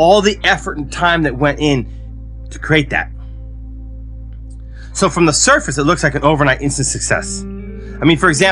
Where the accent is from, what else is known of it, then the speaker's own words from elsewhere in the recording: United States; now in Japan; I live in Japan, I'm American, I live in Japan